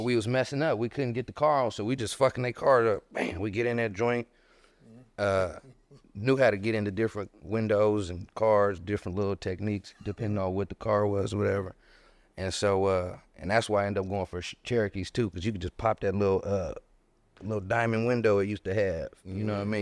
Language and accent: English; Inglewood, California, United States; I grew up in Harlem Park